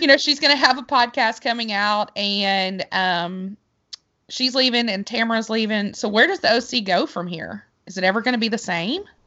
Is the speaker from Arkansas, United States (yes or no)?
yes; Arkansas, United States; I am from Arkansas